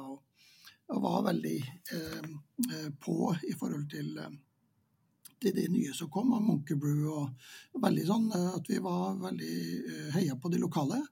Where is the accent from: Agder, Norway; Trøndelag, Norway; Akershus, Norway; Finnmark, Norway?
Finnmark, Norway; Vadsø; moved away as an adult; now in Trondheim, Norway; jeg er jo født og oppvokst i Vadsø